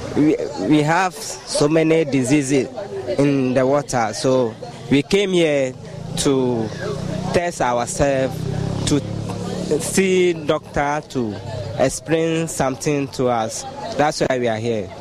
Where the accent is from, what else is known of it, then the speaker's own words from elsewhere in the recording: Volta, Ghana; I'm calling from Vuta region